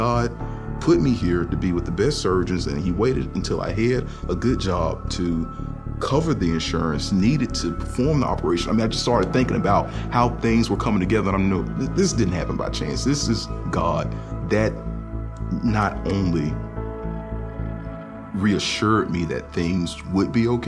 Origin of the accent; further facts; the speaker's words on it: Birmingham, Alabama, United States; I grew up in Birmingham, Alabama